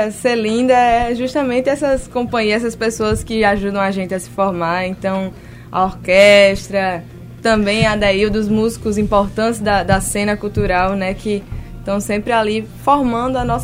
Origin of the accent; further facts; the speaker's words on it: Natal, Rio Grande do Norte, Brazil; now in João Pessoa, Brazil; Sou de Natal.